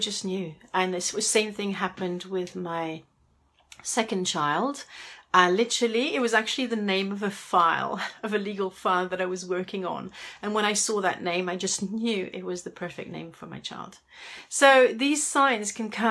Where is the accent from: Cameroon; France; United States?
France; Paris, Île-de-France; I come from Paris, where finding a parking space can be a bit of a headache